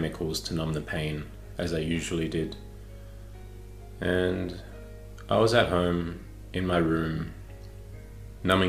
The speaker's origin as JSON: {"language": "English", "town": "Melbourne", "region": "Victoria", "country": "Australia", "tie": "born or raised there", "said": "I was born and raised in Melbourne, Australia"}